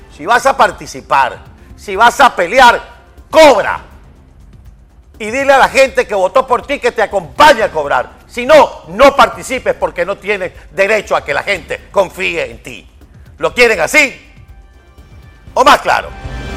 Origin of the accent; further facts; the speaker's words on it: Venezuela; en Venezuela estamos en circunstancias parecidas